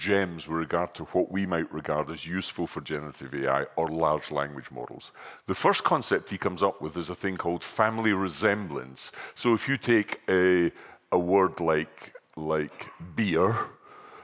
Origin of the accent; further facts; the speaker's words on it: Scotland, United Kingdom; I'm from Scotland